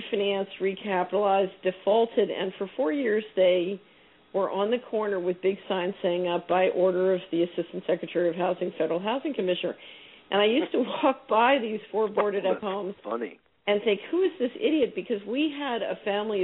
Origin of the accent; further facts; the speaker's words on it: Philadelphia, Pennsylvania, United States; now in Memphis, United States; I grew up in West Philadelphia